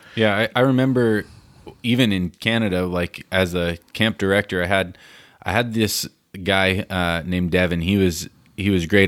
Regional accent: United States; as an American

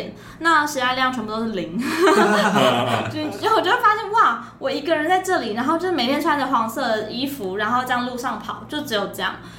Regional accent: Kaohsiung, Taiwan; moved away as an adult; 党团主任就有问我说要不要回我的家乡选举看看。

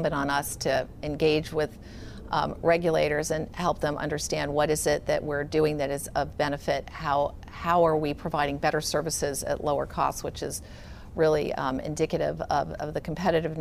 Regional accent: Silicon Valley, California, United States; also born or lived in England; I was born in England, mostly grew up in Silicon Valley

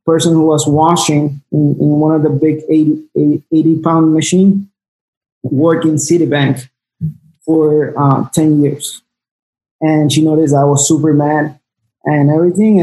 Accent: Peru; also born or lived in South Florida; now in Miami, United States; we both are Peruvians.

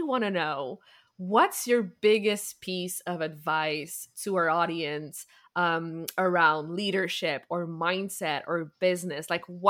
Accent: Quebec, Canada; I'm also from Quebec.

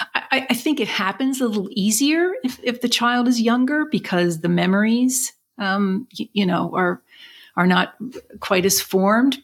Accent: Philadelphia, Pennsylvania, United States; also born or lived in Chicago area; born and raised in Philadelphia, and then our family lived a short time in the Chicago area, but then we moved back

